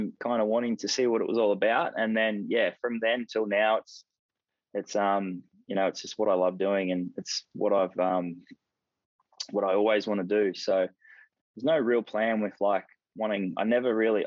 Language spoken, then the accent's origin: English; Sydney, New South Wales, Australia; I grew up in Sydney, just in the Sutherland Shire, just around the Cronulla area.